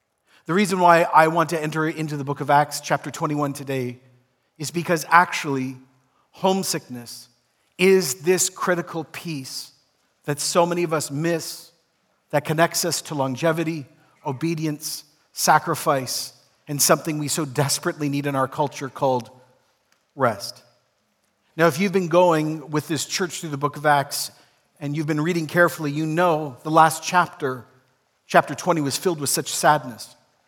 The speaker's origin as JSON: {"language": "English", "country": "Ecuador", "tie": "born or raised there", "also_born_or_lived": "Toronto, Canada", "said": "Though I was born in Toronto and grew up there for a period of time, most of my life was actually spent in Ecuador as a child. And so when I grew up in Ecuador in the 80s, I had deep homesickness."}